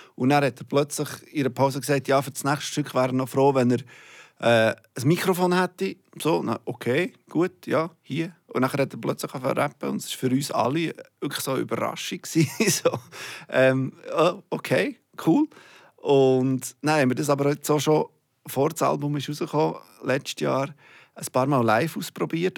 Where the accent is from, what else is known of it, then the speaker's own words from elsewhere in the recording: Bern, Switzerland; moved away as an adult; now in Zurich, Switzerland; Ich bin schon lang, länger nicht mehr zu Bern